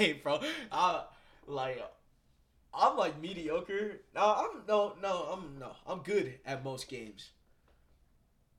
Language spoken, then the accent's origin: English; Colorado, United States; also born or lived in Bronx, New York, United States; I've been in Colorado for, like, 13 years